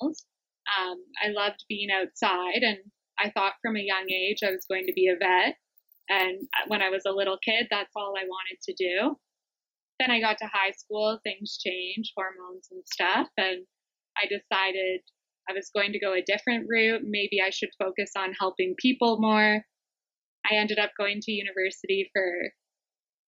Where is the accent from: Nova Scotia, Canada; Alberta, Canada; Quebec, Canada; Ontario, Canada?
Ontario, Canada; also born or lived in South Africa; now in British Columbia, Canada; so I'm from Canada